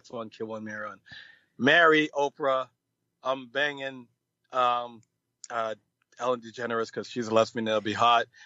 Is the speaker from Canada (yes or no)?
no; Jamaica; I've never smoked weed or anything like that, but I'm Jamaican, so I've pretty much gotten a contact high.